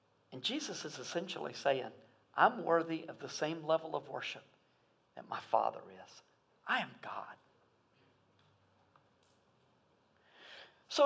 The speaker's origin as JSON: {"language": "English", "country": "United States", "said": "I'm so American"}